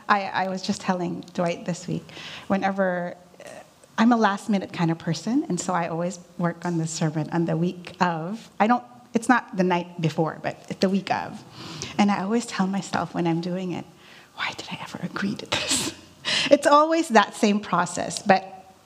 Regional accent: Philippines; moved away; Growing up in the Philippines

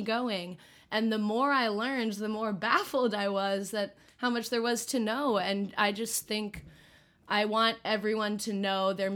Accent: just south of Boston, Massachusetts, United States; moved away as an adult; also born or lived in East Village, Manhattan; now in New York City, United States; I'm from just south of Boston and currently living in East Village, Manhattan

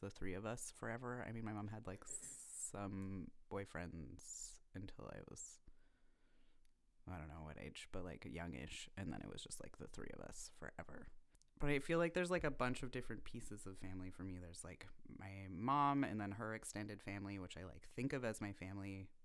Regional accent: Vancouver, British Columbia, Canada; also born or lived in Toronto; now in Montreal, Canada; I was born in Toronto and grew up in Vancouver, and then I've been in Montreal

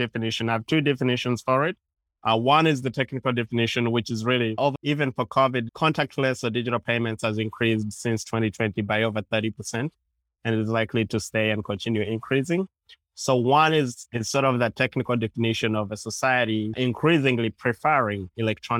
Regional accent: Uganda; now in New York City, United States; I guess I'm talking right now from New York City. I'm originally from Uganda.

